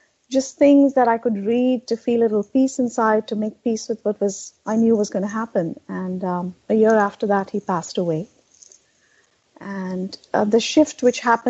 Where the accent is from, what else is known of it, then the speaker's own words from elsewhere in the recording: India; moved away as an adult; also born or lived in Boston area, United States; now in Boston, United States; I grew up in India, and I came to the U.S., settled here in 1997.